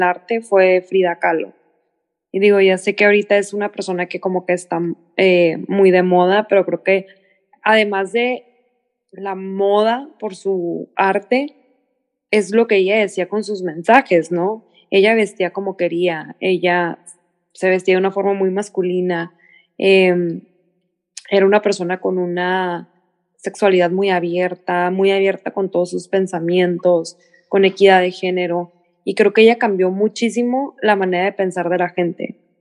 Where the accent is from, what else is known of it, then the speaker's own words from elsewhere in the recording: Mexico; nuestras familias pues crecieron en México y crecimos nosotros en México